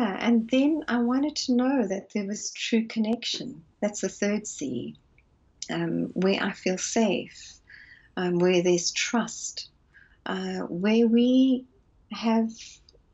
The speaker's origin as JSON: {"language": "English", "country": "South Africa", "moved": "as an adult", "lives_now": "London, United Kingdom", "said": "I'm originally from South Africa"}